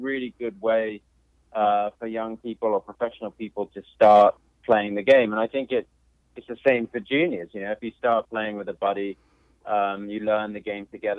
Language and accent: English; London, United Kingdom; moved away; also born or lived in Macon, Georgia; I grew up in South London